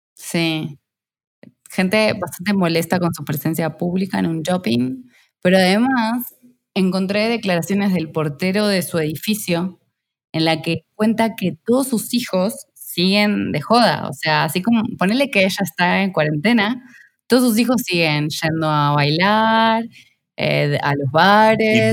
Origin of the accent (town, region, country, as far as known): Argentina